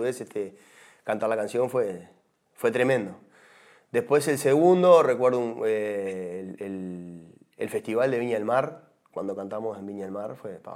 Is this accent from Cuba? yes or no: no; Uruguay; como uruguayo